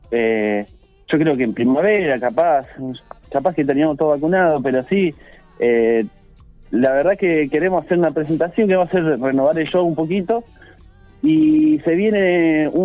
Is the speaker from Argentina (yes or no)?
yes; La Pampa, Argentina; primero que es pampea porque la tocamos nosotros, que somos de La Pampa, con composiciones nuestras.